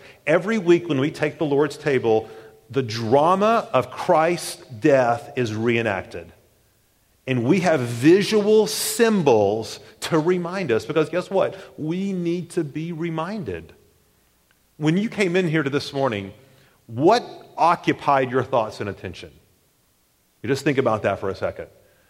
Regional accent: the South, United States; growing up in the South particularly, we often think of baptism as a sidebar thing.

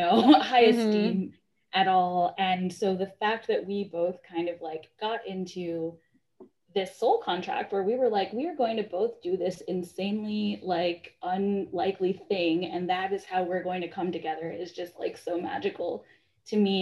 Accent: New York, United States; moved away as an adult; also born or lived in Massachusetts; I was born in New York, and I lived in New York up until college

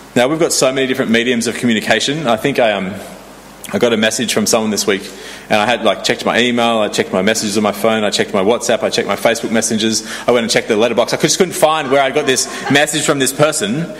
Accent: Sydney, New South Wales, Australia; moved away; I grew up in Sydney

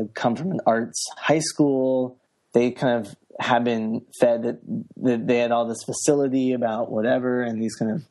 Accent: United States; I grew up outside the Washington, D.C. area.

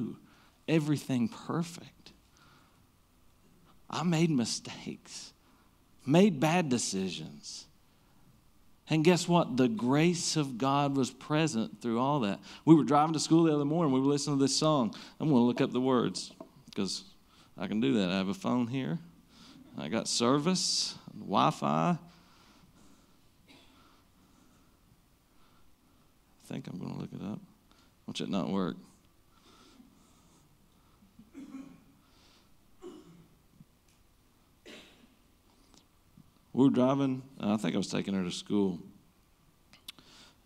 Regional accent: Magoffin County, Kentucky, United States; I'm from McGoffin County

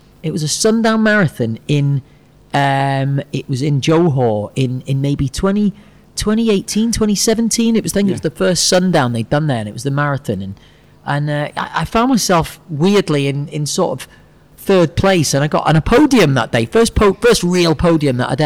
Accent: Chester, North West England, United Kingdom; moved away as an adult; also born or lived in Anglesey, North Wales / Manchester; now in Singapore; From North Wales originally, but lived in Chester for the best part of my life

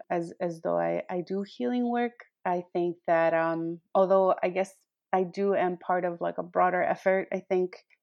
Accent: Cananea, Sonora, Mexico; now in Tucson, United States; I was born in Cananea, Sonora, which is a little mining town about maybe 50 minutes away from the Arizona border

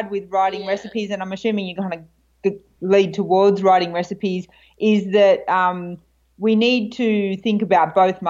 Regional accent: Australia; We're Australian, so tea is a big thing for us.

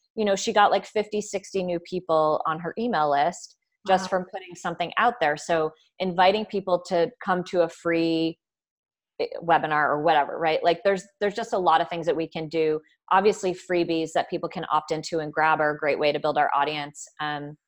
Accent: Burlington, Vermont, United States; I am from Vermont.

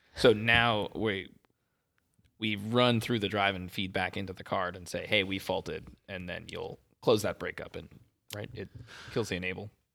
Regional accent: Las Vegas, Nevada, United States; moved away as an adult; it's my hometown

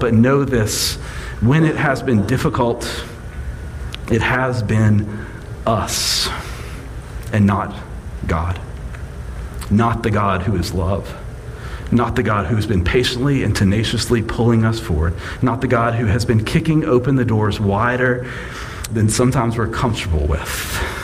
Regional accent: Mississippi, United States; I was born in Mississippi. My mama's family is from Mississippi. My daddy's family is from Mississippi.

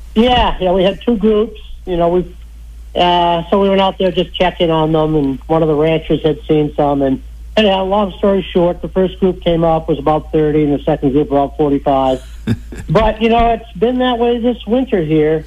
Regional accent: Belmont, Massachusetts, United States; moved away; I grew up in Massachusetts in Belmont

